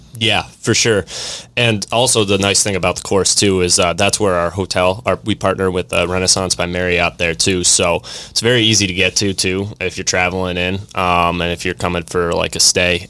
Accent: Vermont, United States; moved away; born and raised in Vermont, up north

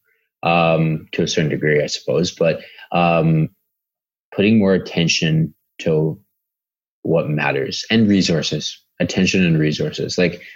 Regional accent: Canada; we're all Canadian

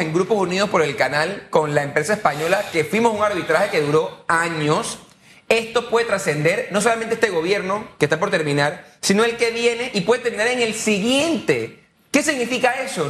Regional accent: Panama; como panameño que me importa el país

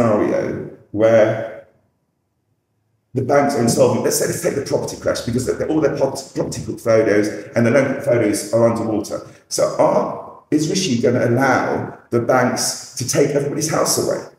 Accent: England, United Kingdom; We're passive as English

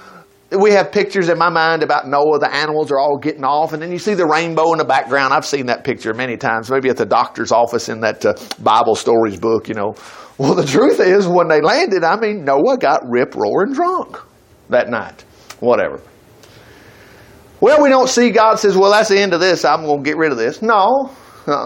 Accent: Huntsville, United States; I grew up in Huntsville.

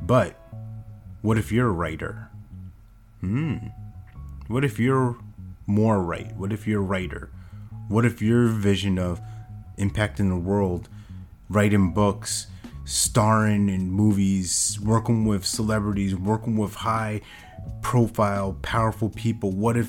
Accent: New York, United States; back when I was growing up in New York

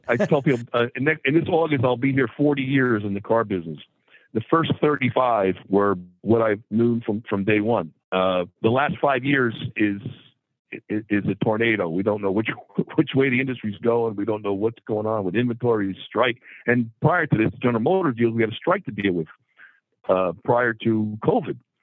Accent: Hawthorne, New Jersey, United States; also born or lived in Midland, Michigan; I'm actually from Hawthorne, New Jersey

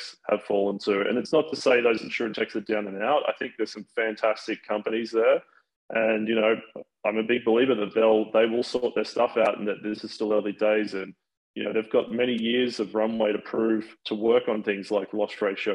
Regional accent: Sydney, New South Wales, Australia; now in United States; I am originally from Sydney, Australia.

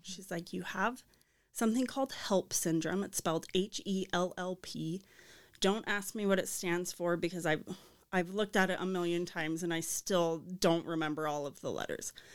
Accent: Arizona, United States; moved away as an adult; now in Saint George, United States; I grew up in Arizona

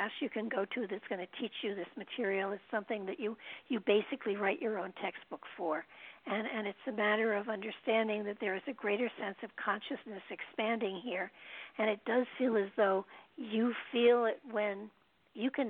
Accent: New York, United States; moved away as an adult; now in Connecticut, United States; I'm a New Yorker too

